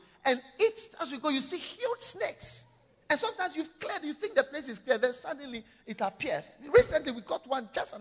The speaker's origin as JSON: {"language": "English", "country": "Ghana"}